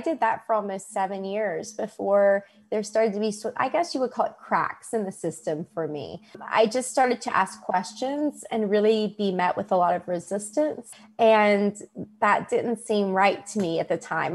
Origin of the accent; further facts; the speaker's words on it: West Virginia, United States; moved away; also born or lived in Kentucky; I was born in West Virginia, um, and Kentucky is my adult life.